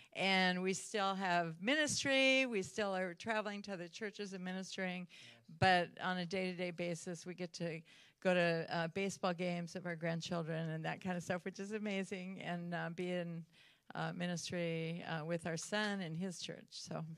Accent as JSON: {"language": "English", "region": "California", "country": "United States", "tie": "born or raised there", "moved": "as an adult", "lives_now": "Texas, United States", "said": "We moved from living in California our whole life. We lived in Southern California, then Northern California, and we just moved to Texas April 1st."}